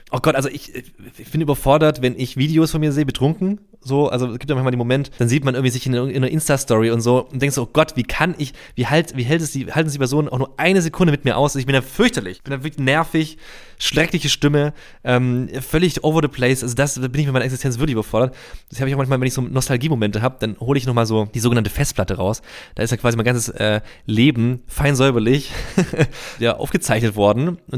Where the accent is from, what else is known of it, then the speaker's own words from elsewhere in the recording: Reutlingen, Baden-Württemberg, Germany; Das ist ja bei uns in der Nähe bei Tuttlingen. Ich komme aus Reutlingen, das ist so eine Stunde entfernt.